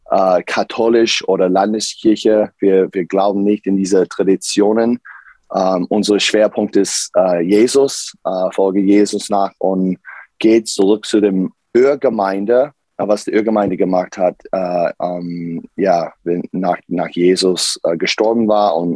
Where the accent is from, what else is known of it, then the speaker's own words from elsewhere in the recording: United States; German is a second language; now in Karlsruhe, Germany; ähm, ich komme aus USA und ich bin Pastor hier in, in Karlsruhe äh, seit äh, zwei Jahren